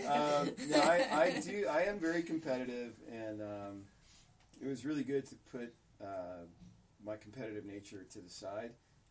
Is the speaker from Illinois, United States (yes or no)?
no; San Rafael, California, United States; from San Rafael, California.